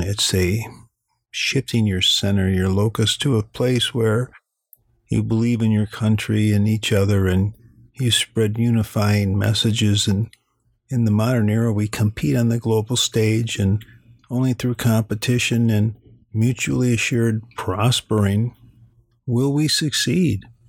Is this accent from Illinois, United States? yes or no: yes; Illinois, United States; I come from Illinois, land of Lincoln